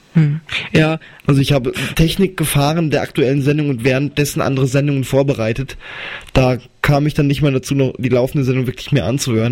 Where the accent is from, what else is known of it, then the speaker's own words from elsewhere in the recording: Wetzlar, Hesse, Germany; also born or lived in Arzbach; Wetzlar ist meine Heimatstadt